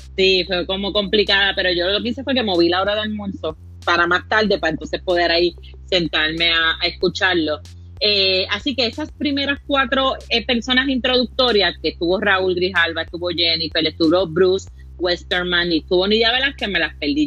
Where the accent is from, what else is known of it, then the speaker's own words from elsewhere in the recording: Caguas, Puerto Rico; also born or lived in Gurabo; now in San Juan, Puerto Rico; yo vivo en San Juan por razones de trabajo, pero mi corazón está en Caguas